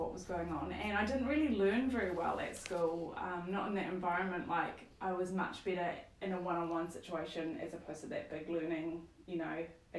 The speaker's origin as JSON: {"language": "English", "town": "Stratford", "region": "Taranaki", "country": "New Zealand", "tie": "born or raised there", "also_born_or_lived": "New Plymouth", "said": "Taranaki, born and bred. Mm-hmm. So was born in New Plymouth, but then actually grew up in Stratford."}